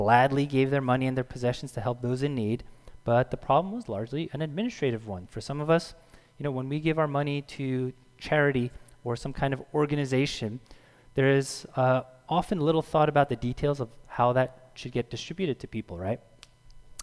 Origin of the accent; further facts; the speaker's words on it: United States; I was born here. So I grew up in the United States, and therefore I'm most comfortable with the English language.